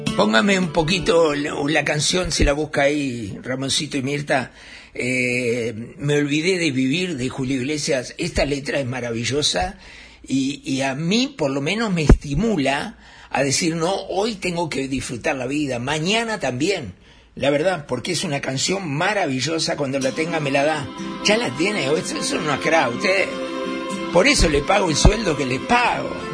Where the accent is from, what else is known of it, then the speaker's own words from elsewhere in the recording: Uruguay; somos solidarios los uruguayos